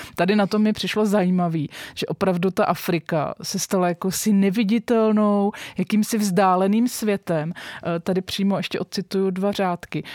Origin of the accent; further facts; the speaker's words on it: Czechia; my jako právě Češi, středoevropani